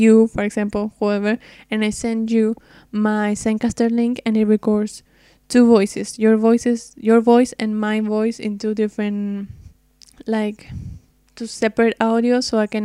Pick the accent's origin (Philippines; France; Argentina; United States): Argentina; I'm from Argentina, which is very, very far away from the States